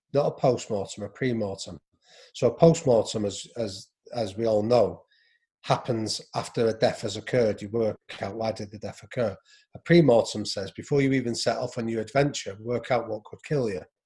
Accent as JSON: {"language": "English", "region": "England", "country": "United Kingdom", "said": "I was a white English guy"}